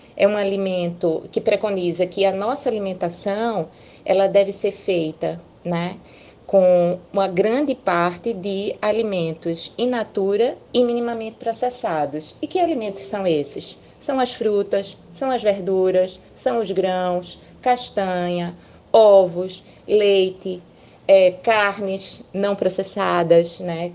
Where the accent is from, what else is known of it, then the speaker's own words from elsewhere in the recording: Pernambuco, Brazil; sou pernambucana